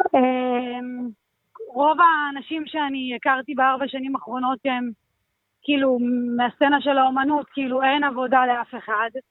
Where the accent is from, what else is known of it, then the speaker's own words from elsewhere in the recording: Jerusalem, Jerusalem District, Israel; אני במקור מירושלים